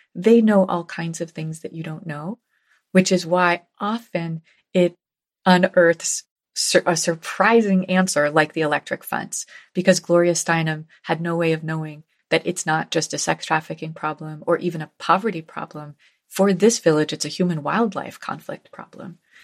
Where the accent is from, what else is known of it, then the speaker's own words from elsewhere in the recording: New Haven, Connecticut, United States; New Haven, my hometown